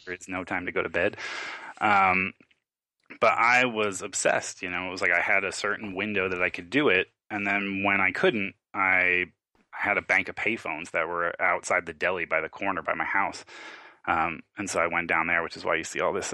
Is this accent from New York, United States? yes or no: yes; Long Island, New York, United States; I grew up in New York, Long Island, a, a not very well off area with a single mom